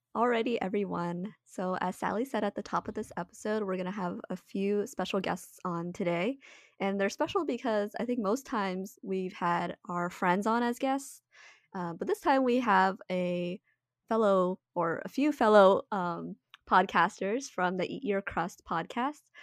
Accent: DC area, District of Columbia, United States; we grew up on the East Coast in the D C area

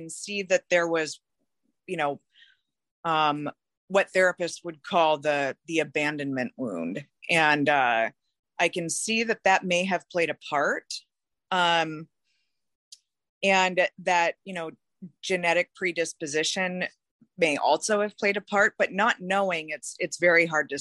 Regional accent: Seattle, Washington, United States; I was born and raised in Seattle, Washington

